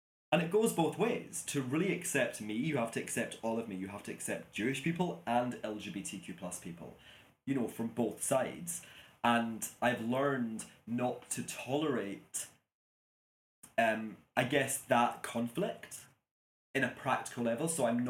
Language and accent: English; Glasgow, Scotland, United Kingdom; And I'm like, oh, I'm from Glasgow.